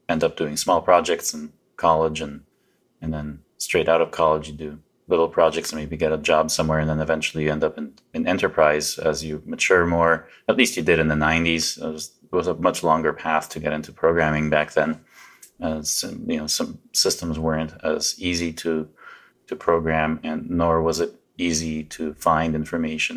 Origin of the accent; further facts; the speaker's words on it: Canada; also born or lived in Poland / Vancouver, Canada; we ended up in Canada trying to escape the regimes behind the Iron Curtain. So I pretty much consider myself Canadian. I've been here since I was a little boy